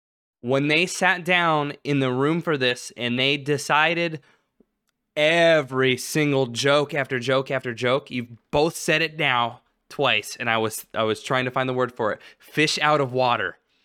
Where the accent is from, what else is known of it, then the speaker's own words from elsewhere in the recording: Alaska, United States; growing up in Alaska.